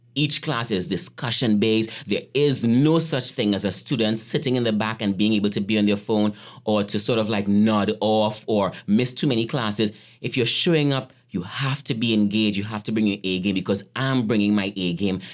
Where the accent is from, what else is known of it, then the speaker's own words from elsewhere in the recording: Trinidad & Tobago; moved away as an adult; also born or lived in Atlanta, United States / Brooklyn, United States; now in Gettysburg, United States; I grew up in Trinidad, um, in a poor community called Lafontaine. And I left Trinidad when I was eighteen years old